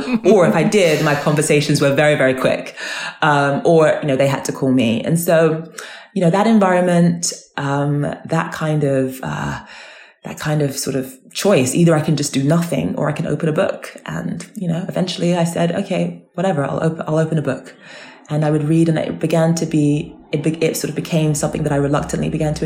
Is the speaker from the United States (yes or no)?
no; London, United Kingdom; you are, you know, a Nigerian girl and you are a child of immigrants and you are growing up in South London